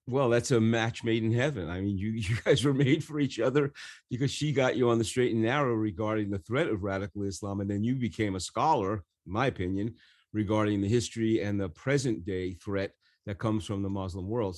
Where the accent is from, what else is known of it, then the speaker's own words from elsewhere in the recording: New York, United States; growing up in New York